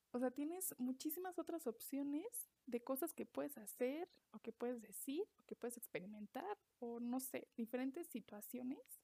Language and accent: Spanish; Mexico; soy mexicana, vivo en México